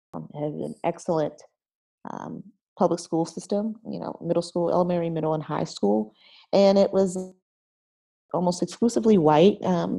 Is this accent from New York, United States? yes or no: no; Camden, New Jersey, United States; also born or lived in Philadelphia, Pennsylvania; So I am originally from Camden, New Jersey, which is right outside of Philadelphia. And when I was growing up in Camden in the 80s, I was born in the late 70s, but I grew up there in the 80s.